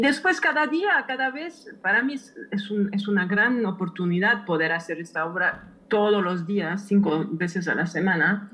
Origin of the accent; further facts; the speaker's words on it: Switzerland; moved away; crecí en Suiza